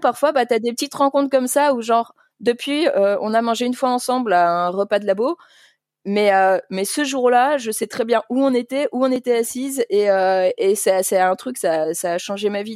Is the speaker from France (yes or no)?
yes; Paris, Île-de-France, France; moved away as an adult; also born or lived in Liège, Belgium; now in Flemish Brabant, Belgium; je viens de Paris, mais j'ai travaillé dans toute la France, enfin, pas toute, mais franchement, j'ai beaucoup bougé